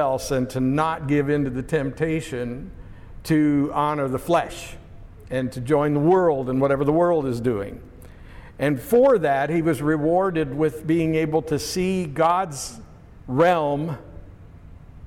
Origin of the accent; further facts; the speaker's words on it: Pennsylvania, United States; The house I grew up in Pennsylvania was on a steep hillside